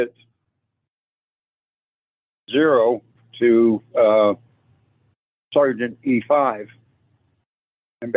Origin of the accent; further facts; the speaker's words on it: California, United States; born or raised there; also born or lived in Alamogordo, New Mexico